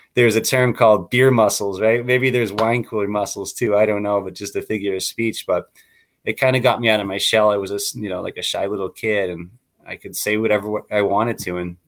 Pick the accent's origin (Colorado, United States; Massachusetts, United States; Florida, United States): Massachusetts, United States; Waltham; now in Chandler, United States; I grew up in Waltham, Massachusetts, in a community